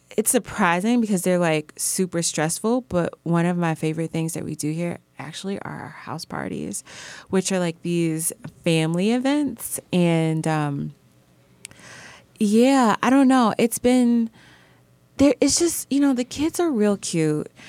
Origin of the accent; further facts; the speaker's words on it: Belleville, Illinois, United States; moved away; also born or lived in Brooklyn; I'm from the Midwest and I'm particularly from Southern Illinois. It's this town called Belleville